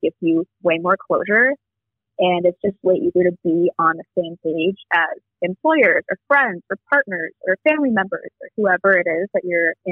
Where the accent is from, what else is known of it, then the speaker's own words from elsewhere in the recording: Champaign-Urbana, Illinois, United States; moved away as an adult; now in Chicago, United States; I grew up in Champaign-Urbana